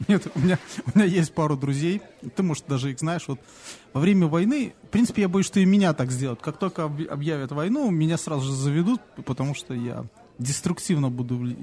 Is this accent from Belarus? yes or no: yes; Belarus; мы, наверное, из Беларуси